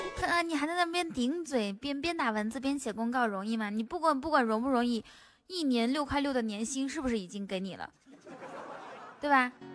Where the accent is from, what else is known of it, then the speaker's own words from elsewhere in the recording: a small town near Baotou, Inner Mongolia, China; accent: Inner Mongolian dialect; 我在包头那边，包头附近的一个小镇上面